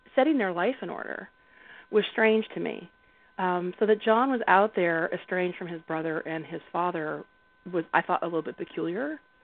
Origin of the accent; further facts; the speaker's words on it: the South, United States; I grew up in the South, and my grandma, her thing was she made little clicks with her tongue